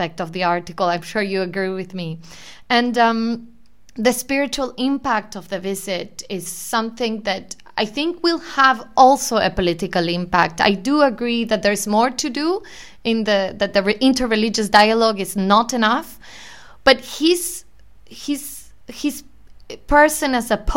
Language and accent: English; Argentina; I'm being from Argentina